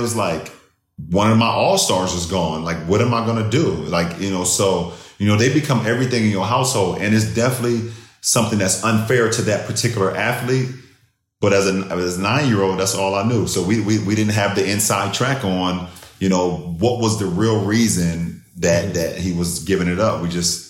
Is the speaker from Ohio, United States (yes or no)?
yes; Akron, Ohio, United States; growing up in Akron, Ohio